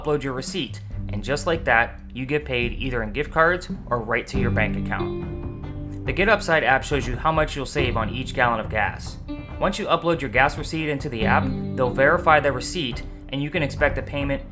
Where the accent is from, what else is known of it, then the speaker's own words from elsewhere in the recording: the North, United States; I'm definitely from the North